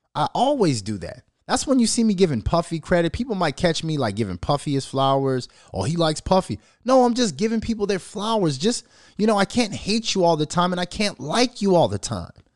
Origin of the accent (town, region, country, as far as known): Minnesota, United States; born or raised there